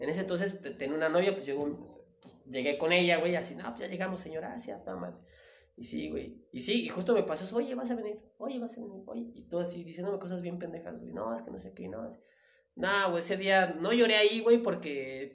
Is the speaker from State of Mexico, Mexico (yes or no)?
no; Tapachula, Chiapas, Mexico; now in Mexico City, Mexico; yo soy de Tapachula, Chiapas, eh, que está, a, estoy a 15 minutos de la frontera de Guatemala